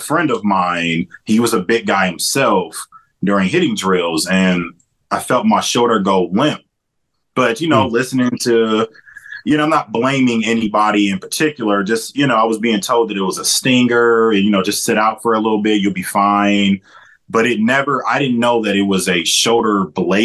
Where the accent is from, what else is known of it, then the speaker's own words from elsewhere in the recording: Canton, Ohio, United States; also born or lived in Akron, Ohio; I'm actually originally from Canton. I just, stay in Akron right now.